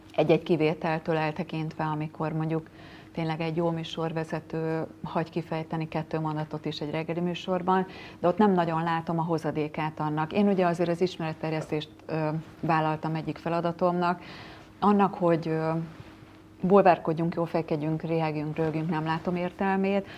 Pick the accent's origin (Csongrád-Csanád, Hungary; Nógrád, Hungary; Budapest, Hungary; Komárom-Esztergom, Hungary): Komárom-Esztergom, Hungary; Tata; Én tatai vagyok